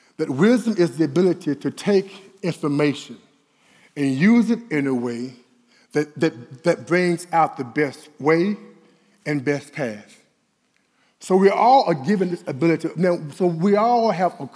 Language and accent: English; Dallas, Texas, United States; I'm from Oak Cliff